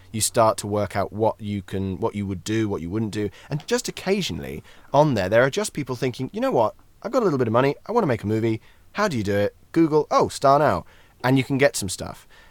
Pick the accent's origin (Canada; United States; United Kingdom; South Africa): United Kingdom; Scotland; accent: Scottish; as a Scotsman